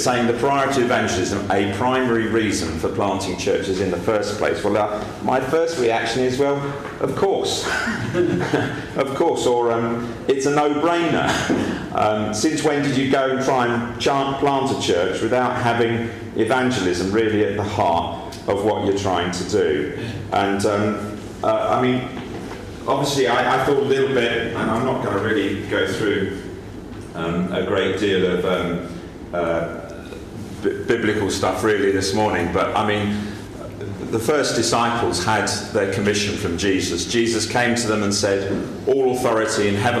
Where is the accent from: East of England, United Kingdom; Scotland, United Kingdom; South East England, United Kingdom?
East of England, United Kingdom; Essex; moved away as an adult; now in Montpellier, France; I come from Essex